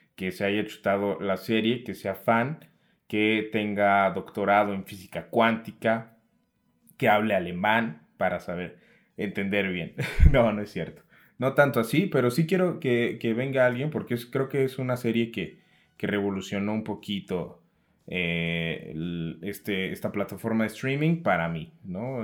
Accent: Mexico; nosotros como mexicanos

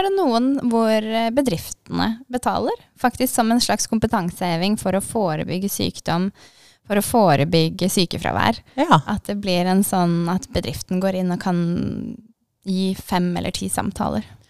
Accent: Kristiansand, Agder, Norway; moved away as an adult; also born or lived in Elverum / Denmark; now in Drammen, Norway; så flytta familien til Kristiansand. Så jeg har egentlig kanskje vært mest sørlending de siste mange årene

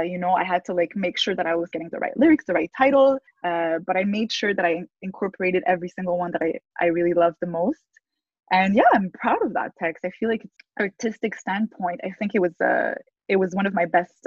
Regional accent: Montreal, Quebec, Canada; I was born and raised in Montreal, but I have three different nationalities. None of them are my origins. My parents are from different countries, my grandparents are from different countries.

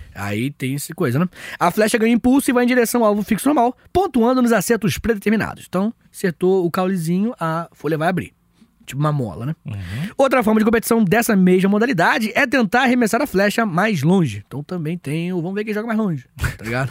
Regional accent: Angra dos Reis, Rio de Janeiro, Brazil; Eu sou de Angra

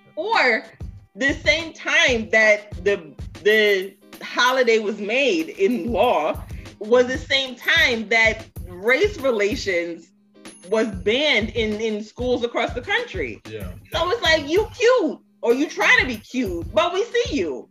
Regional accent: New York City, New York, United States; They both met here in the States, which is why I was born in Brooklyn

